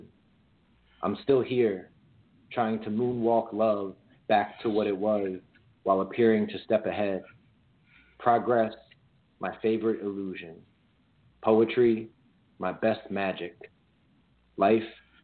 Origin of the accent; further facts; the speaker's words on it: Crofton, Maryland, United States; also born or lived in Boston; now in Washington, D.C., United States; So I was born here in D.C. I was raised out in Crofton, Maryland.